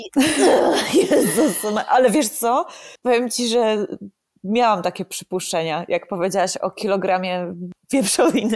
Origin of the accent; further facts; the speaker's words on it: Poland; blisko mojego rodzinnego miasta